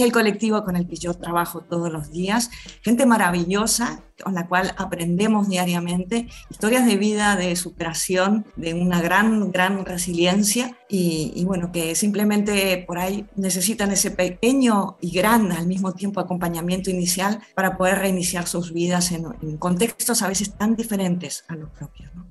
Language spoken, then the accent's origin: Spanish; Argentina; moved away as an adult; now in Valencia, Spain; Yo he estado muchos años vinculada a la Asociación de Argentinas y Argentinos en Valencia